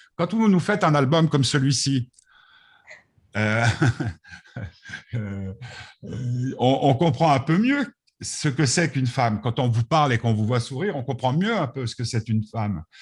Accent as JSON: {"language": "French", "country": "Switzerland", "said": "je suis suisse jusqu'au bout des doigts"}